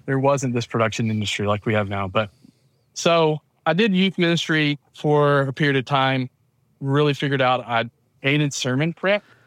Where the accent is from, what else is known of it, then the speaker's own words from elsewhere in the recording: town north of Atlanta, Georgia, United States; accent: southern; grew up in the South, in Georgia, uh, town north of Atlanta